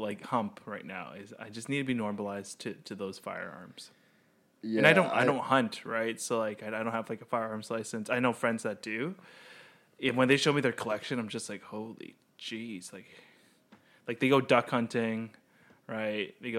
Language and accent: English; Canada; As a Canadian